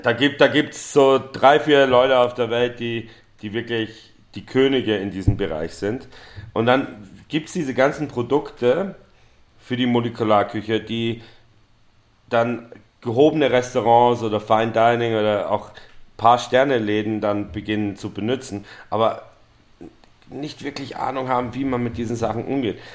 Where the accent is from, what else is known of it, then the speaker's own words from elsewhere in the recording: Vienna, Austria; now in Berlin, Germany; ich, bin aus Wien